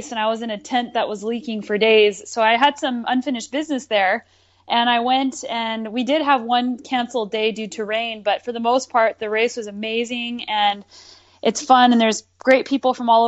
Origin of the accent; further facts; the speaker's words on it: Albuquerque, New Mexico, United States; I grew up in Albuquerque, New Mexico